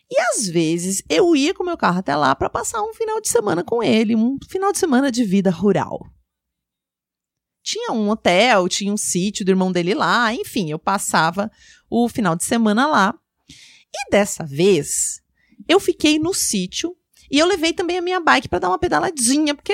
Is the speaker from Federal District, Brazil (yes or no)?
no; São Paulo, Brazil; eu nasci e cresci em São Paulo, na capital. Então eu sou uma pessoa super urbana